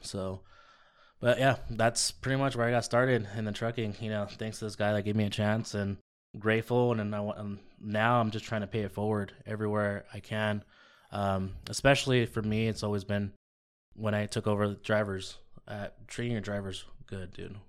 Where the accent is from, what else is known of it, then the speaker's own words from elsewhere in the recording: La Puente, California, United States; also born or lived in Eastvale, California / Riverside, California; born and raised in La Puente